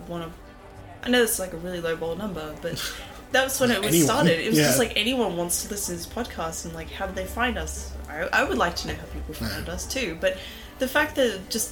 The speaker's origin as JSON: {"language": "English", "country": "Canada", "said": "I'm Canadian"}